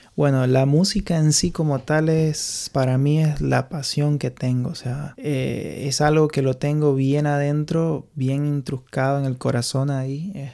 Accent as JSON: {"language": "Spanish", "town": "Santa Cruz de la Sierra", "region": "Santa Cruz", "country": "Bolivia", "tie": "born or raised there", "also_born_or_lived": "Morón, Argentina", "moved": "as an adult", "lives_now": "Ireland", "said": "Me crié en Bolivia, en Santa Cruz"}